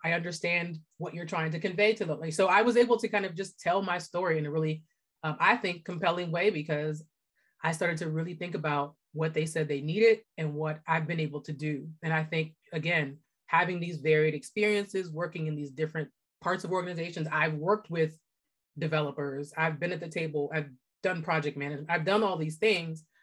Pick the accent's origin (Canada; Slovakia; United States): United States; Pittsburgh, Pennsylvania; also born or lived in New York / Los Angeles; I grew up in Pittsburgh